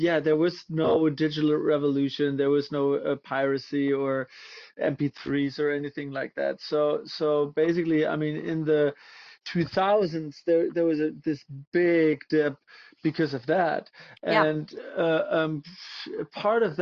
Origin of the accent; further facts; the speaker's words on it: Münster, North Rhine-Westphalia, Germany; moved away as an adult; also born or lived in Hamburg, Germany; now in Los Angeles, United States; I'm originally from Germany. I grew up in a town called Münster in northwest Germany